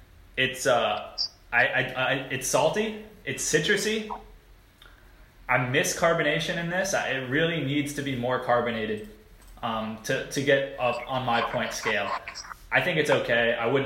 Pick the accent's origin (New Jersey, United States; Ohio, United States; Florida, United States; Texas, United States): Texas, United States; Houston; This is locally brewed in Houston, Texas, my hometown.